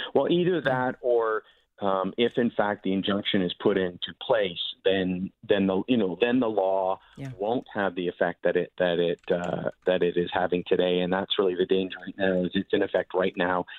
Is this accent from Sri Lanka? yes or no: no; Victoria, British Columbia, Canada; my hometown in Victoria, BC.